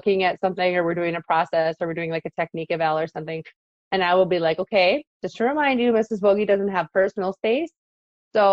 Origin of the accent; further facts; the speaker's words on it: Iowa, United States; I'm Iowa born and raised